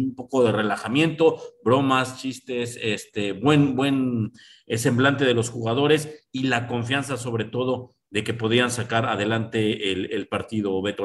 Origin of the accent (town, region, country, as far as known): Mexico